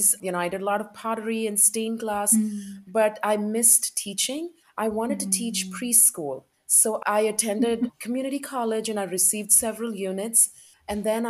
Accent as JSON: {"language": "English", "region": "South India", "country": "India", "tie": "born or raised there", "moved": "as an adult", "lives_now": "United States", "said": "I grew up in India and I moved here to the United States in 2004."}